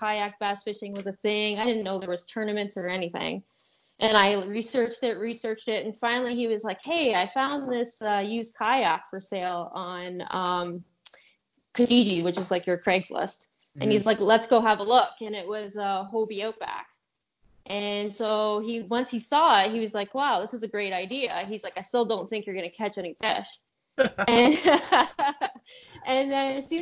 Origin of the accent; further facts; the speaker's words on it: Ontario, Canada; I'm from Canada, Ontario, Canada